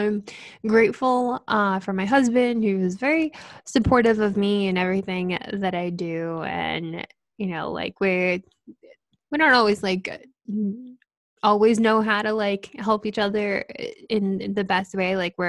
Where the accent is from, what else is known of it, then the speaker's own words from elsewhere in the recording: Connecticut, United States; moved away as an adult; And then when I transferred, I moved from Connecticut to Boston, and it was like this whole new experience in a city